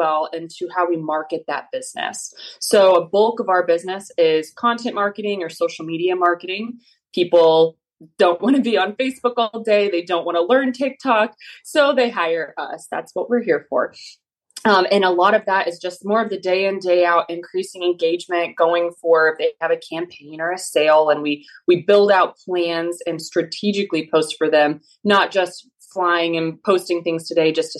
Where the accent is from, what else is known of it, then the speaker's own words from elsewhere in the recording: Kansas, United States; moved away as an adult; I am from Kansas. I grew up there from a farming family, multi-generational 4-H'ers